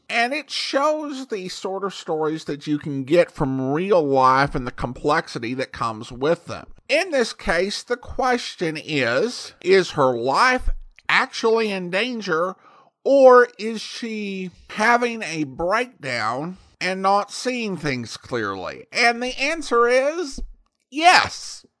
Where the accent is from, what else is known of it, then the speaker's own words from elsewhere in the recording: California, United States; I was born and raised in Calaveras County, home of Mark Twain's celebrated Jumping Frog. Many areas of the county are quite remote with few or no roads, and difficult to access in the best of weather.